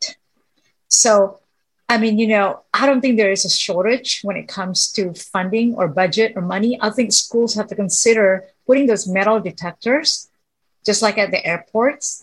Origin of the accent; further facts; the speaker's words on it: Houston, Texas, United States; I grew up in Houston since I was 4 years old